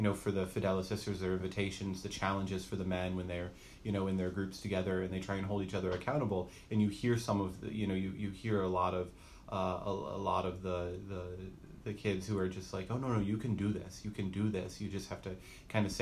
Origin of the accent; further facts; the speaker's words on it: Asheville, North Carolina, United States; I am a native of North Carolina. I was born and raised near Asheville, North Carolina.